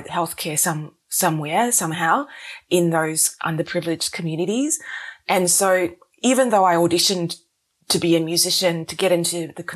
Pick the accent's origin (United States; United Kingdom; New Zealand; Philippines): New Zealand; Wellington; moved away as an adult; also born or lived in Singapore / Melbourne, Australia; now in Australia; I was born in New Zealand, then moved to Singapore, then back to New Zealand.